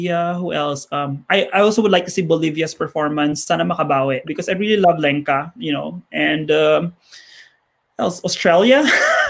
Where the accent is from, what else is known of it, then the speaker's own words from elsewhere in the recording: Bacolod, Negros Island Region, Philippines; I'm from Bacolod